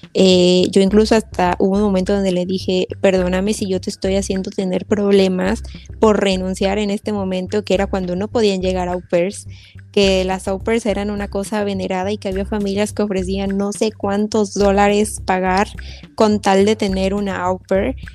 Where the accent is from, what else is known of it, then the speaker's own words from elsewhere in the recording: Xalapa, Veracruz, Mexico; la ciudad de donde yo soy, veo que están en Jalapa